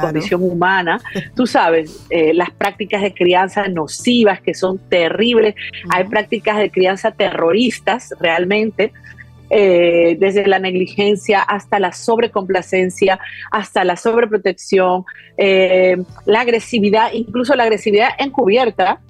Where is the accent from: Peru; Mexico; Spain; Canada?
Peru; yo fui criada en Perú